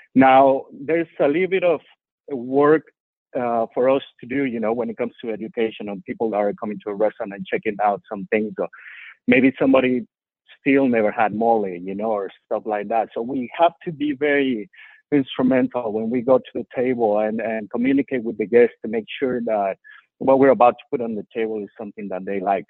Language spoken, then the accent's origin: English; Mexico City, Mexico; also born or lived in Cuernavaca, Morelos, Mexico; now in Houston, United States; the dishes that I loved as a kid growing up in Mexico City and Cuernavaca